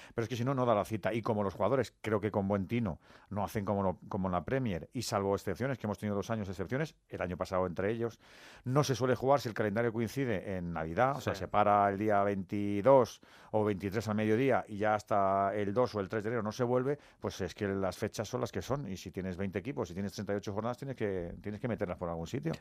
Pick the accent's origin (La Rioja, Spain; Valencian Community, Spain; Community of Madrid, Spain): Community of Madrid, Spain; Madrid; como somos madrileños